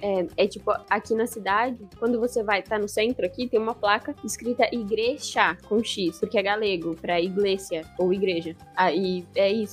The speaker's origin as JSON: {"language": "Portuguese", "country": "Brazil", "moved": "as an adult", "lives_now": "Spain", "said": "eu sou brasileira, sou casada com ele e tô aqui há um ano"}